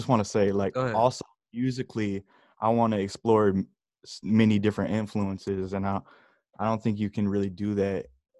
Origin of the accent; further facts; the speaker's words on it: Michigan, United States; also born or lived in Georgia; I am from Michigan. All around Michigan, because I've been moving around my whole life. Back and forth from Georgia to Michigan.